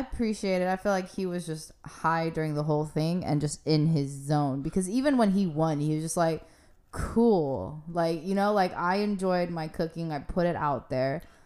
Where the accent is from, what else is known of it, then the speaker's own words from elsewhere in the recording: California, United States; I'm from California